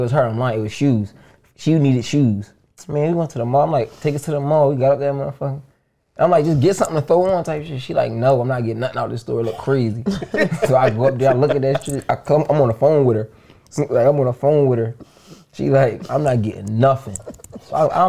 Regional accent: Philadelphia, Pennsylvania, United States; I'm from West in the county

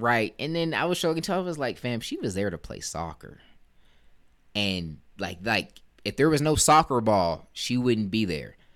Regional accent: United States; showing my pride as an American

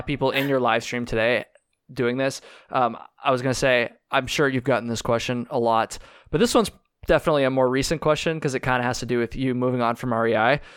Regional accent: Vermont, United States; I'm from Vermont.

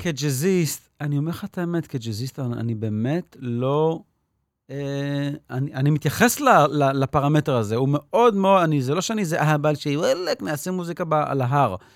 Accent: Petah Tikva, Central District, Israel; moved away as an adult; also born or lived in New York / Jerusalem; נולדתי וגדלתי בפתח תקווה

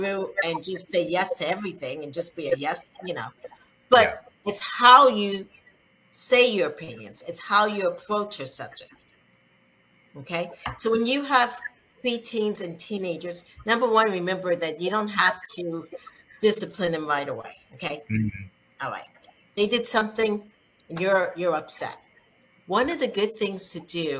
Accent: South Carolina, United States; growing up in South Carolina as a Black person, as I was younger

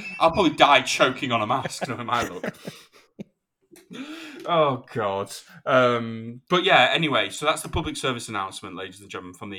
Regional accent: United Kingdom; Well, I mean, I'm British

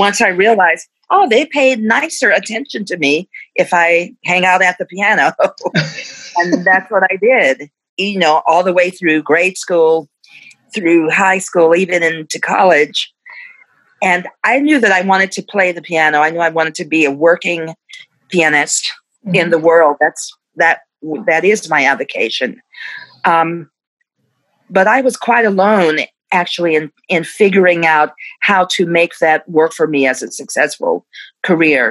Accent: Dallas, Texas, United States; I'm from Dallas, Texas

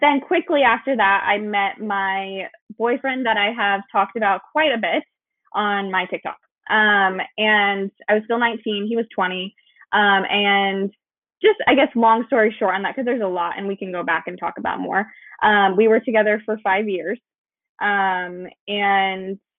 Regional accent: Idaho, United States; moved away as an adult; now in Texas, United States; I'm actually from Idaho, so that's where I was born. We moved to Texas

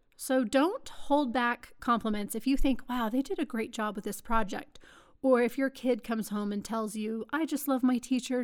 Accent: Texas, United States; moved away; I am a Texan

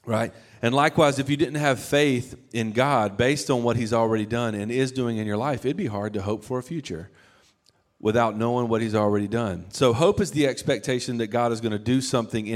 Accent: the South, United States; I'm from the South

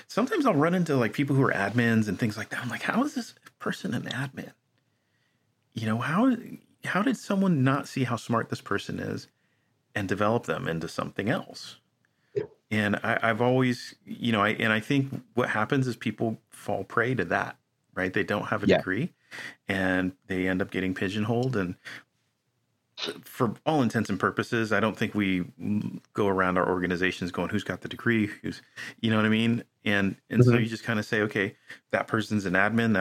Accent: United States

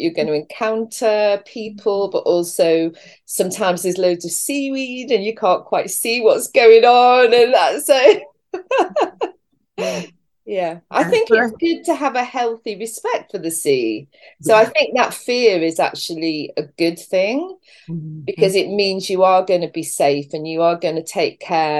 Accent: England, United Kingdom; now in St Just, Cornwall, United Kingdom; I was born and brought up in this country

